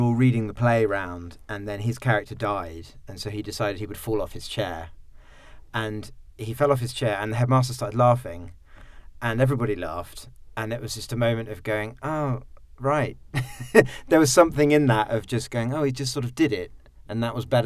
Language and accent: English; Sussex, near Tunbridge Wells, South East England, United Kingdom; I grew up in Sussex, near Tunbridge Wells, in a sort of weird middle-class, white, very sort of privileged, classic middle-class upbringing in Southeast England